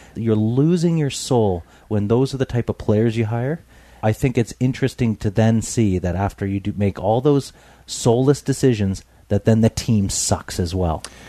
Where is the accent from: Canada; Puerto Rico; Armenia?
Canada; British Columbia; us growing up in Tawas in British Columbia